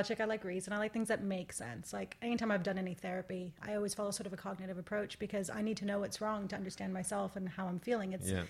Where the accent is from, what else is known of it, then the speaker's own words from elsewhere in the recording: Athens, Attica, Greece; moved away; also born or lived in London; I grew up in Athens, but I'm from the Mani, which is the southern Peloponnese. That's on my grandfather's side. On my grandmother's side, I'm from Rhodes, which is really close to Turkey.